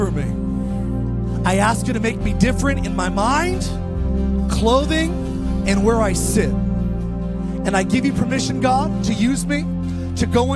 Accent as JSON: {"language": "English", "town": "Palmdale", "region": "California", "country": "United States", "tie": "born or raised there", "also_born_or_lived": "Lancaster, California", "said": "I was raised in Palmdale and Lancaster, California"}